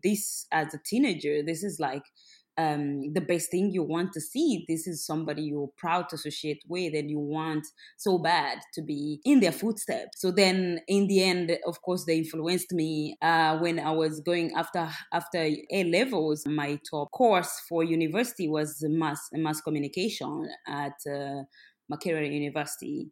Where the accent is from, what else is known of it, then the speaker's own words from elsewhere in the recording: Western Region, Uganda; I am from Uganda. I'm born and raised in the southwest of Uganda